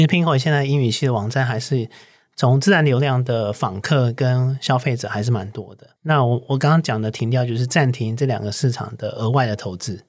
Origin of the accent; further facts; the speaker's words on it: Taiwan; accent: Taiwanese Mandarin; moved away as an adult; also born or lived in United States; 我毕竟还是一个土生土长的台湾人